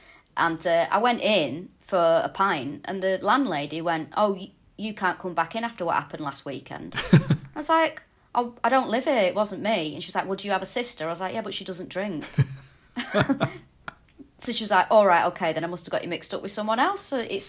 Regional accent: Manchester, North West England, United Kingdom; moved away as an adult; also born or lived in Walthamstow, London; now in London, United Kingdom; I'm from Manchester, but I live in Walthamstow in London. Nice. I've lived here for about 4 years now.

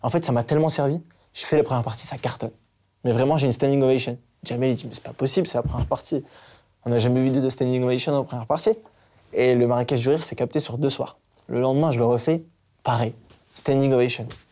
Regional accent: Hazebrouck, Hauts-de-France, France; je viens d'Asbrook

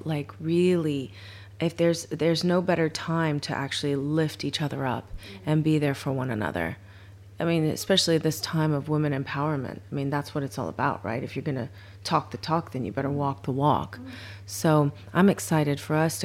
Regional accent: Kentucky, United States; moved away; also born or lived in Honolulu, Hawaii; I was born in Hawaii, and then I ended up in Kentucky because my mom met my dad, who was in the army

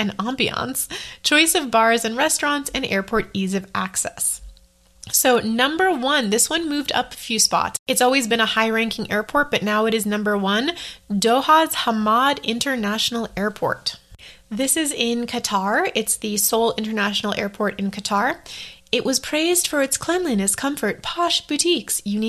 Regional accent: United States

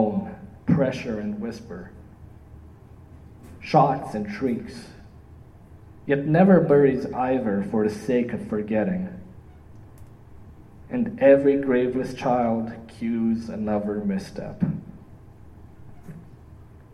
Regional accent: Iași, Iași County, Romania; also born or lived in Toronto, Canada; now in Windsor, Canada; my hometown, Iași

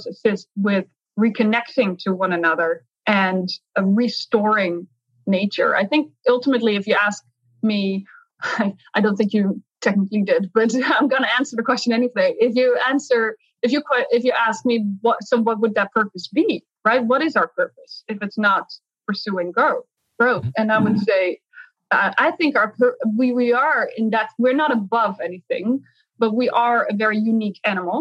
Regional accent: Netherlands; I grew up in the Netherlands

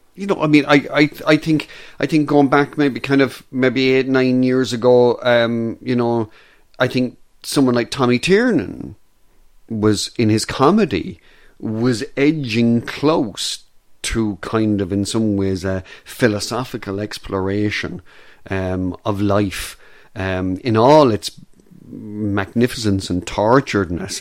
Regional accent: Ireland; as an Irish person

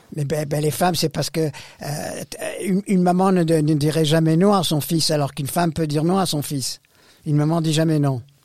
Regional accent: Beirut, Beirut Governorate, Lebanon; moved away; je, suis né au Liban. Je suis né à Beyrouth

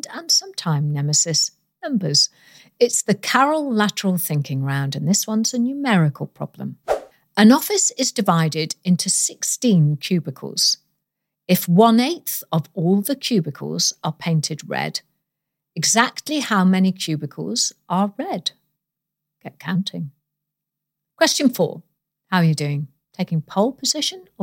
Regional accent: Welsh, Wales, United Kingdom; I am Welsh

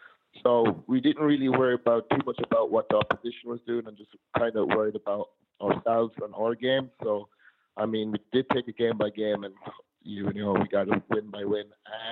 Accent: Tullamore, Offaly, Ireland; my hometown, Tullamore

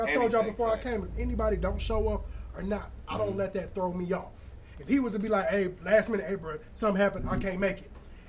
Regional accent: Chicago, Illinois, United States; now in St. Louis, United States; I'm from the Chicagoland area. I mean, I graduated from Lincoln, came out here. I've been around multiple cities.

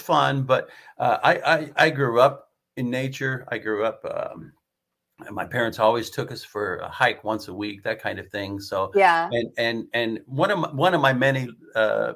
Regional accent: the Adirondacks, New York, United States; Growing up in the Adirondacks and living in the Adirondacks

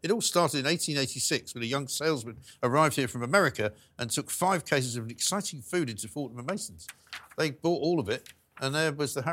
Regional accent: London, United Kingdom; I'm born and raised in London.

